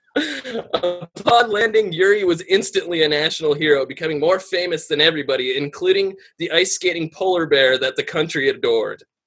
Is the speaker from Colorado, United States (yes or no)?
yes; Aurora, Colorado, United States; I'm from Aurora, Colorado